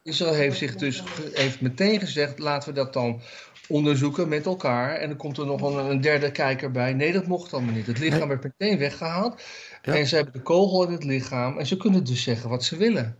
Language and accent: Dutch; Netherlands